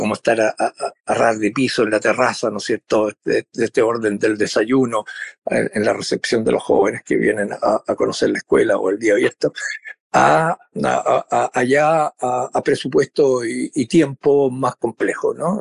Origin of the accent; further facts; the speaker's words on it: Valparaíso, Chile; yo soy porteño, de Valparaíso